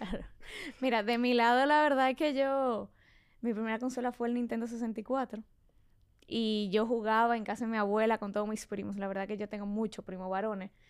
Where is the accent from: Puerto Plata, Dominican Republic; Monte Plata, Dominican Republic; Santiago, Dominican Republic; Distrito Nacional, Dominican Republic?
Distrito Nacional, Dominican Republic; Santo Domingo; also born or lived in Mexico; yo soy de Santo Domingo. Nací aquí, me crié aquí, todo aquí